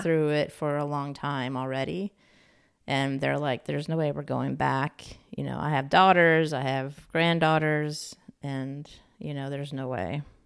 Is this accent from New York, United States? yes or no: yes; New York, United States; now in California, United States; I grew up in New York State